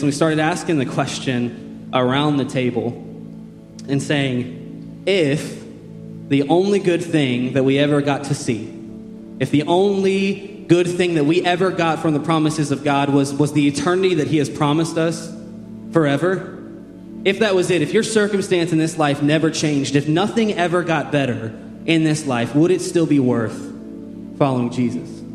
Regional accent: Shelbyville, United States; moved away as an adult; now in Columbus, United States; I was born and raised here in Shelbyville

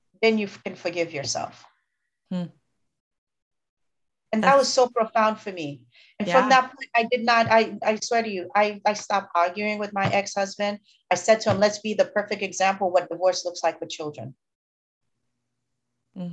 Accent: Haiti; moved away; also born or lived in United States; I was born in Haiti and my mom left Haiti to come to the US and she left me with my aunt. And I was very privileged in Haiti.

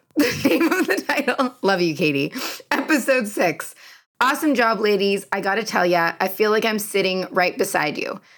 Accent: Canada; I'm very Canadian in that way

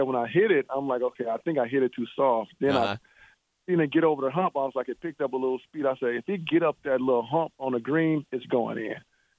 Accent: Michigan, United States; moved away; I'm originally from Michigan

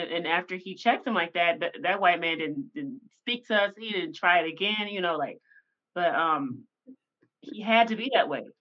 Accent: Tennessee, United States; Like I like I'm from Tennessee, right?

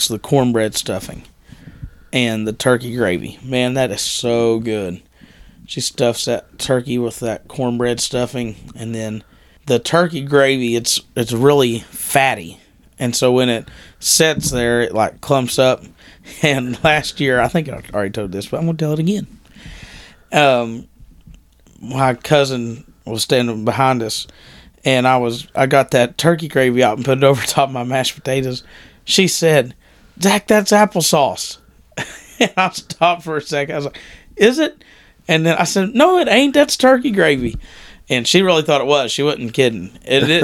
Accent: Kentucky, United States; I'm from Kentucky

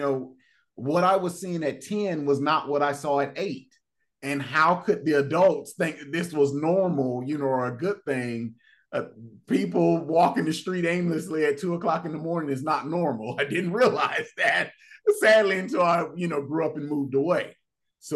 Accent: Fort Lauderdale, Florida, United States; growing up in Fort Lauderdale, Florida

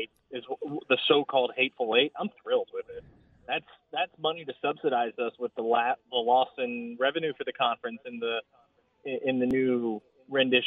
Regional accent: Floresville, Texas, United States; my hometown of Floresville is home of the Wilson County Livestock

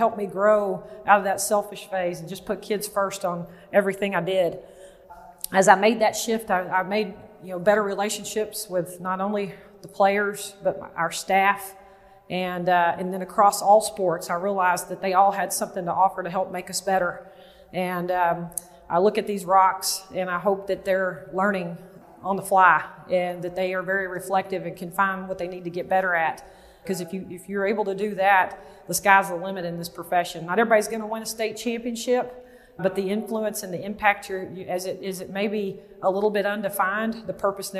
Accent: Waco, Texas, United States; I grew up in Waco, Texas

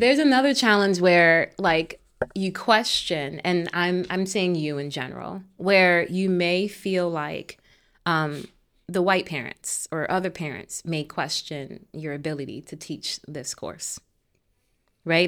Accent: Hartford, Connecticut, United States; I grew up on Kent Street in Hartford

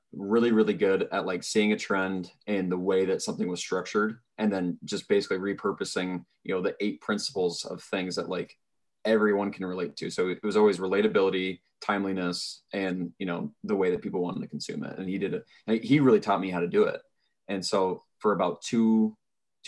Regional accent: Pella, Iowa, United States; I'm from Pella

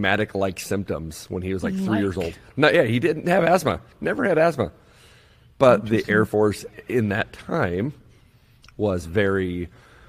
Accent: California, United States; moved away as an adult; I was born and raised in California, and then joined the military when I was 19 years old

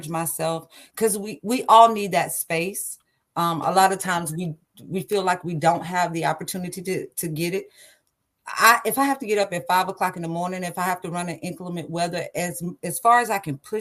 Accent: Liberty, Texas, United States; I'm from Liberty, Texas, little bitty small town, about 45 minutes to an hour outside of Houston. I'm on the east side, down by Louisiana, country girl, true and true

